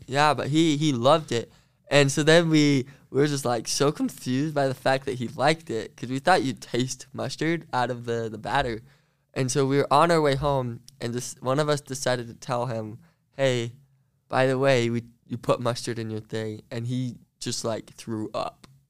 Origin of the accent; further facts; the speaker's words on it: Central Utah, United States; I grew up um, about, like, Central Utah